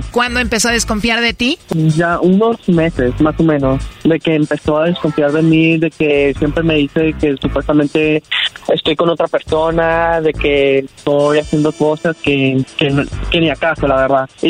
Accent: Mexico; No, yo soy mexicano.

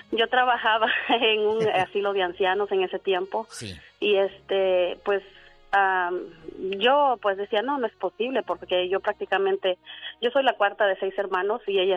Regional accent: Honduras; moved away as an adult; now in United States; una hermana mía se decidió venir de mi país. Yo soy de Honduras.

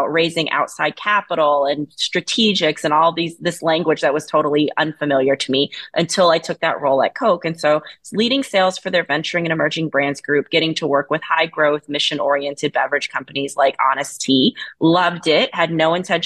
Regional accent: Fayetteville, North Carolina, United States; moved away; So I grew up in a small town in North Carolina. I'm from Fayetteville, North Carolina.

